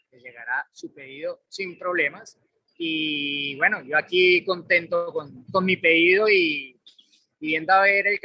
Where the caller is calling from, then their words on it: Mexico City, Mexico; Saludos amigos de Fórmula Latina … de Ciudad de México y me gustaría preguntarles